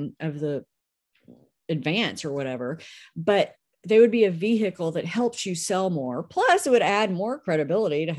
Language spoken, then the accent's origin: English; Memphis, Tennessee, United States; I'm from Memphis